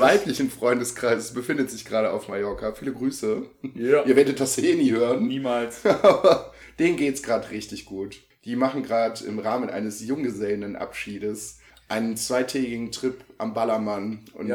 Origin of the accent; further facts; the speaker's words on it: Viersen, North Rhine-Westphalia, Germany; bei uns im Rheinland